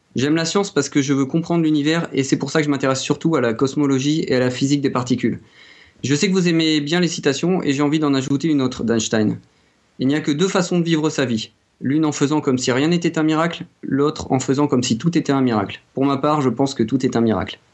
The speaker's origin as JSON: {"language": "French", "country": "France", "accent": "French", "said": "mon accent euh, français."}